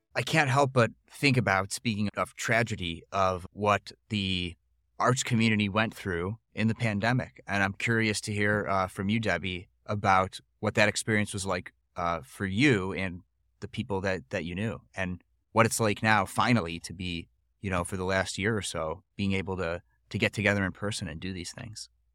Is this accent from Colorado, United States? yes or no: no; Buffalo Grove, Illinois, United States; moved away as an adult; now in Deerfield, United States; I'm from Buffalo Grove